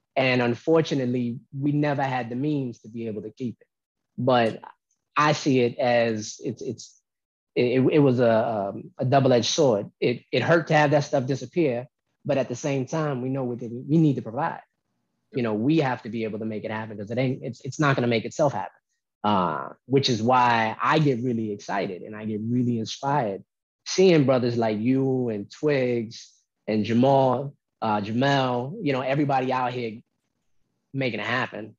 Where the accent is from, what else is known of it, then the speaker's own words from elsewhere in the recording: Albany, New York, United States; also born or lived in Oakland, California; I was born in Oakland, but I was raised in North Albany Projects